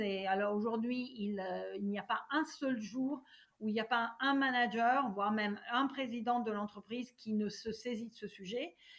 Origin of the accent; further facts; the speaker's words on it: Italy; moved away as an adult; now in France; Je suis née en Italie et euh, j'y ai vécu euh, jusqu'à mes 24 ans